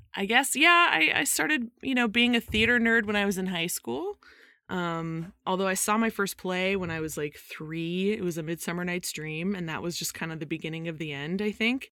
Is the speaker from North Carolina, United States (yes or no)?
no; Modesto, California, United States; now in Virginia, United States; I grew up in Modesto, California